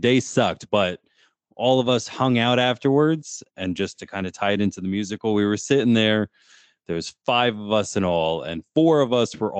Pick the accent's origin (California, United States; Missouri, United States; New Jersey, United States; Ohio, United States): New Jersey, United States; We grew up in New Jersey.